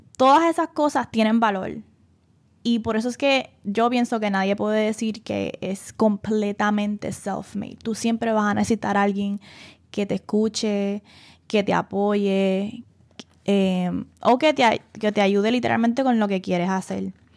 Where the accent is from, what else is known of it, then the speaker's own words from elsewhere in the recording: Puerto Rico; accent: bori; moved away as an adult; also born or lived in Philadelphia, Pennsylvania / Trenton, New Jersey; nací en Puerto Rico, fui criada aquí